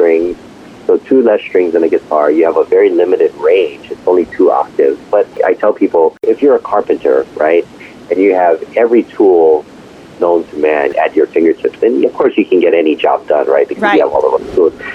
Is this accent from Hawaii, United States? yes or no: yes; Hawaii, United States; I was born and raised in Hawaii